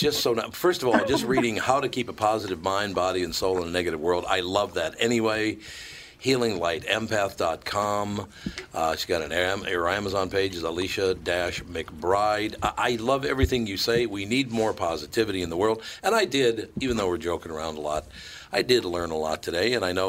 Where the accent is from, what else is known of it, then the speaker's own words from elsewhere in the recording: Minneapolis, Minnesota, United States; I was born and raised in Minnesota. I love Minnesotans, about half of them I do.